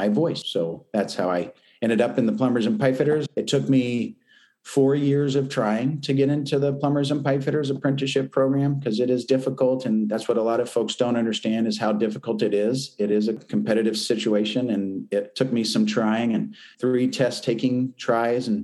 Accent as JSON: {"language": "English", "town": "Champaign", "region": "Illinois", "country": "United States", "tie": "born or raised there", "said": "I grew up in North Champaign in Dobbins Downs, on Dobbins Street"}